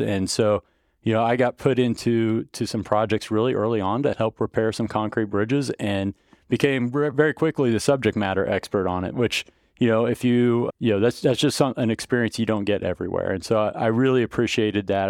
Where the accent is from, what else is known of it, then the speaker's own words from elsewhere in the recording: Melvern, Kansas, United States; I grew up down around Melbourne and it was a really small school. So if you know Kansas schools